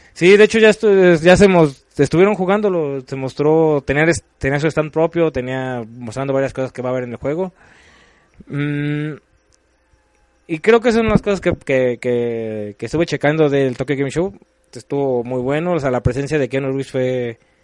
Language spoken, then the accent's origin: Spanish; Mexico; nosotros como mexicanos